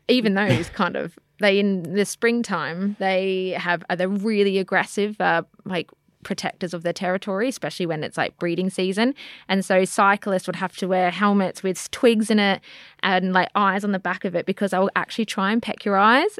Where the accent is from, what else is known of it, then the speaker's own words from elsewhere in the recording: Australia; now in United Kingdom; growing up in Australia